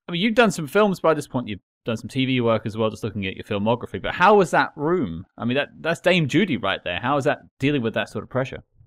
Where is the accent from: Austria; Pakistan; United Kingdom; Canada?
United Kingdom; I'm British